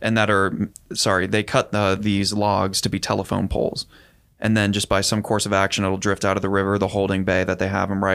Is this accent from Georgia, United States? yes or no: no; California, United States; I'm such a Californian